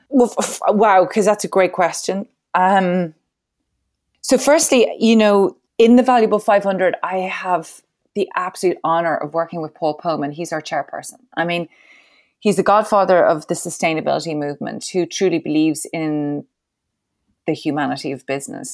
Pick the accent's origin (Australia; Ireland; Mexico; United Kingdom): Ireland; I'm Irish